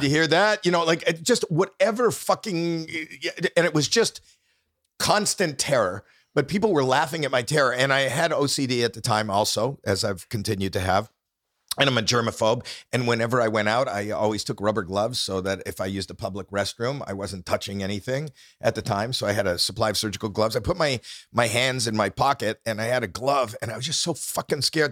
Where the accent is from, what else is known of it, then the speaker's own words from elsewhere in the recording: Toronto, Ontario, Canada; I'm not from New York, I'm from, from Toronto.